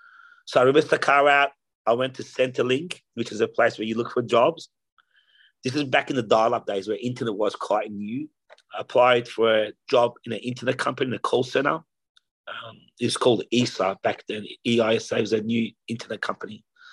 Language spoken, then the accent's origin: English; Australia; also born or lived in Tehran, Iran; So I was born in Iran, in Tehran, in Iran. At the age of 10, I migrated to Australia with my mum and sister. We basically came here for a better life.